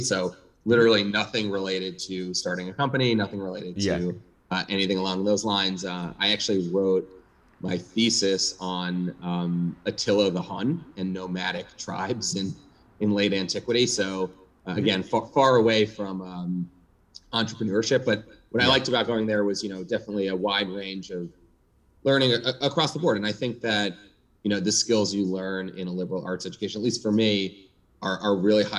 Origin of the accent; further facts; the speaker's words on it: New York City, New York, United States; I grew up in New York City. Born and bred New York City guy. Live here now.